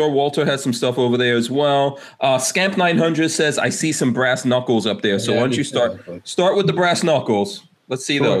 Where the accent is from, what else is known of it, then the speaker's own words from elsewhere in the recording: Guyana; I'm from Guyana, which is technically on the continent of South America